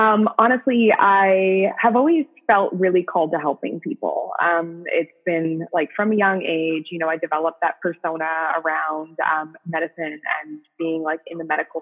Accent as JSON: {"language": "English", "country": "Canada", "said": "I'm from Canada as well."}